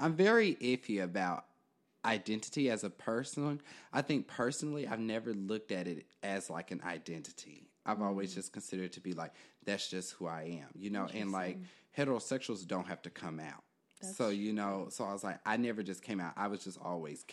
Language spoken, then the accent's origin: English; Kansas City, Kansas, United States; moved away as an adult; now in Philadelphia, United States; I am originally from Kansas City, Kansas, so a long way from here.